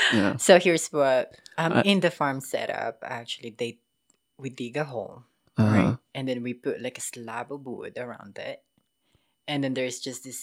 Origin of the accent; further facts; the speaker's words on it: Polomolok, Soccsksargen, Philippines; I grew up in Pulomulok, it's actually my nearest city was General Santa City. So if the people know Manny Pacquiao, we're kind of like in the same area.